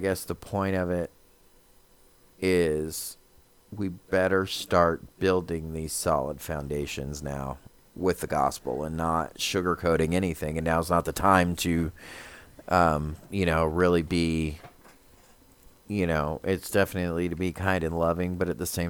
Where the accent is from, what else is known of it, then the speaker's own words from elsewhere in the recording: United States; as an American